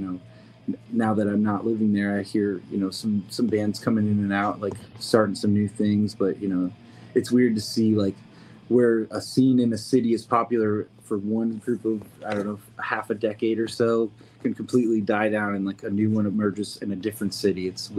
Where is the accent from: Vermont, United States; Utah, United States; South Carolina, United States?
Vermont, United States; Burlington; I grew up in Vermont, so I grew up with a similar kind of scene in Burlington